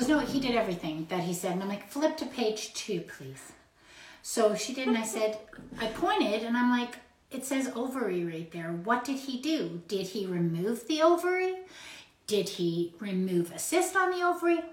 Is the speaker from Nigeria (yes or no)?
no; Canada; We are so Canadian